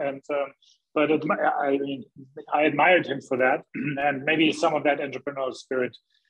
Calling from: Hamburg, Germany; English is a second language; Well, I'm in beautiful gray Hamburg, northern Germany. That's my home.

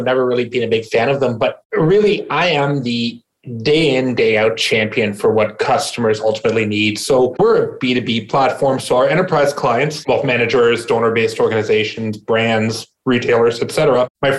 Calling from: Ontario, Canada; Right now, I'm in snowy Ontario, Canada, about an hour outside of Toronto.

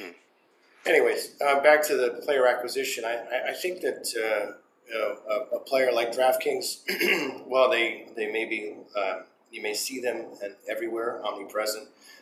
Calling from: Massachusetts, United States; I'm calling you from Massachusetts today.

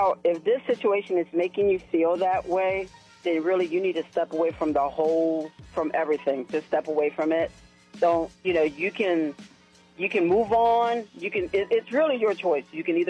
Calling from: Shelbyville, United States

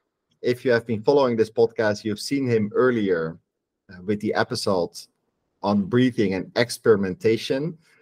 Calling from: Rio de Janeiro, Brazil; I'm calling in from Rio de Janeiro in Brazil.

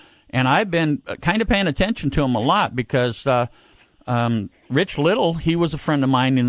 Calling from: Needles, California, United States; Well I'm actually, the station here is in Needles, California.

